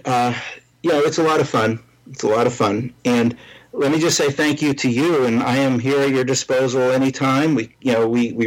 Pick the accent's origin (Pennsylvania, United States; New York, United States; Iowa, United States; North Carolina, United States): Pennsylvania, United States; Pittsburgh; now in Washington, D.C., United States; I'm from Pittsburgh. I live in the Washington, D.C. area